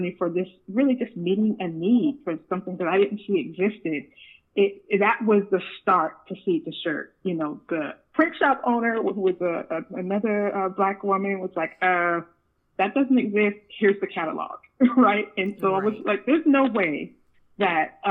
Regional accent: Sacramento, California, United States; growing up in Sacramento, I did a little bit of everything.

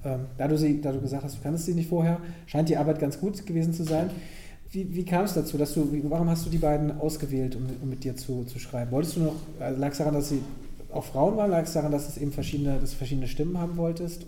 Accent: near Bonn, North Rhine-Westphalia, Germany; ich komme da aus der Nähe

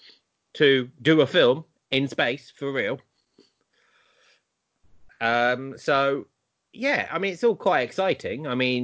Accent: United Kingdom; obviously we're British

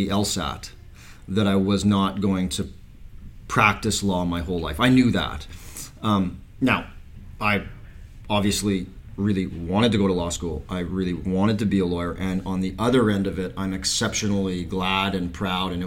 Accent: Medicine Hat, Alberta, Canada; growing up in Medicine Hat and in the prairies

